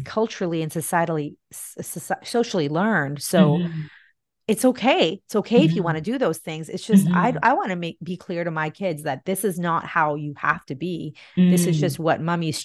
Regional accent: India; also born or lived in Bahrain; now in Canada; back when I grew up in India in the 80s and 90s

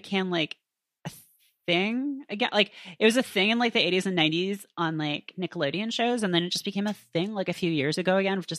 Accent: Canada; I grew up in Canada, and so I had a very limited access to it.

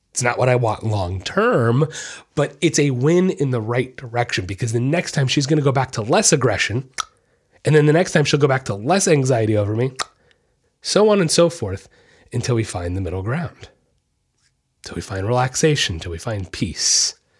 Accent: Orlando, Florida, United States; I was born and raised in Orlando, Florida

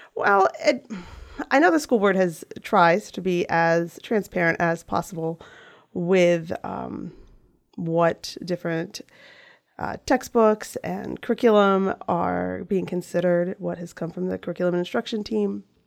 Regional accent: Western Frederick County, Maryland, United States; I am from Western, uh, Frederick County, Mountain area specifically

